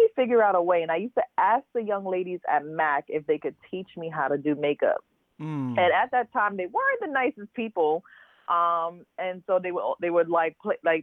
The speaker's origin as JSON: {"language": "English", "town": "New York City", "region": "New York", "country": "United States", "tie": "born or raised there", "said": "Originally born and raised in Brooklyn in Flatbush"}